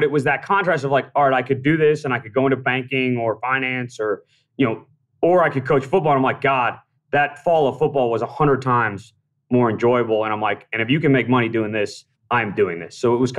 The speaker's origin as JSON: {"language": "English", "town": "Wellesley", "region": "Massachusetts", "country": "United States", "tie": "born or raised there", "said": "Yeah, I moved to Mass when I was 7. So I grew up just outside Boston in Wellesley, Massachusetts."}